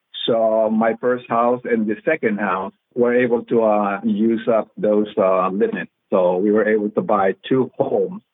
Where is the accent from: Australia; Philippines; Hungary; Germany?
Philippines; also born or lived in Texas; now in United States; I grew up, born and raised in the Philippines